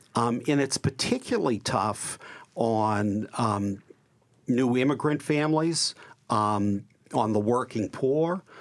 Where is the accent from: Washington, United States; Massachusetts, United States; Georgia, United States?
Massachusetts, United States; Boston; also born or lived in Brighton, Boston / Jamaica Plain, Boston; I grew up in Dorchester and now live in Jamaica Plain